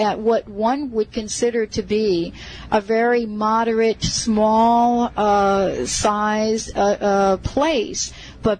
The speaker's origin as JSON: {"language": "English", "town": "New York City", "region": "New York", "country": "United States", "tie": "born or raised there", "accent": "New York", "moved": "yes", "said": "I was born in the Bronx"}